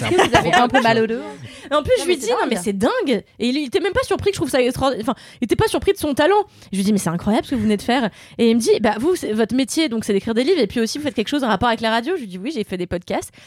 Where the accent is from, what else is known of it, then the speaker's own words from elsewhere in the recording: Mauritius; chez moi à Maurice